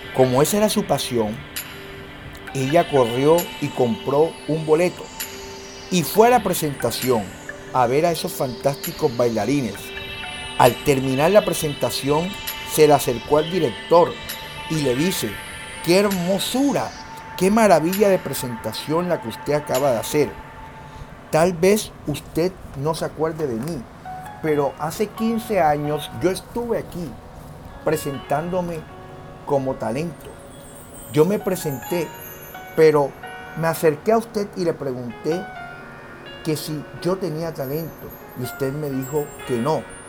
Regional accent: Colombia; Somos colombianos, somos personas trabajadoras

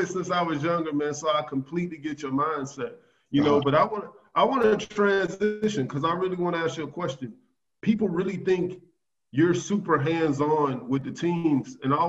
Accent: Georgia, United States; I'm from Georgia.

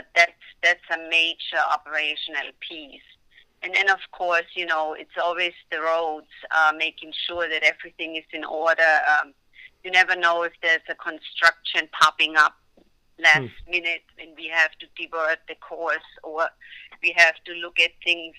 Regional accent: Germany; moved away; it's my home country

